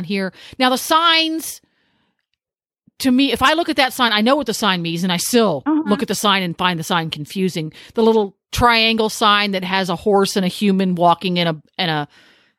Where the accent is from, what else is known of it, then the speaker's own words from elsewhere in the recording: Pennsylvania, United States; now in Ocala, United States; I'm from Pennsylvania.